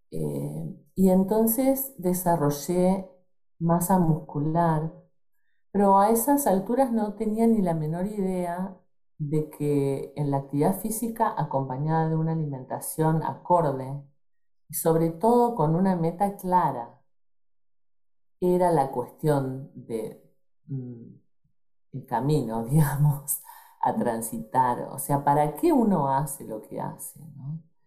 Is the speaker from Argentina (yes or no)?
yes; Rosario, Santa Fe, Argentina; En Argentina. Nací en Rosario, a 300 kilómetros más o menos